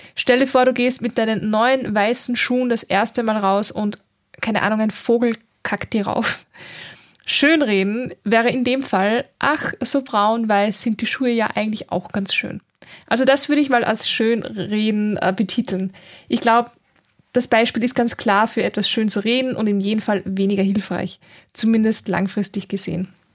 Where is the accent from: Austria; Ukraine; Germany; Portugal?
Austria; Linz, Upper Austria; moved away as an adult; now in Vienna, Austria; ich bin nämlich ursprünglich aus Oberösterreich in Linz, also ich bin in Linz geboren